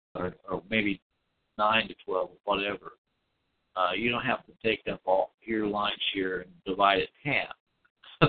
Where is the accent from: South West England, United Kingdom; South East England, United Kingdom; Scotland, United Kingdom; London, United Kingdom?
Scotland, United Kingdom; I'm Scottish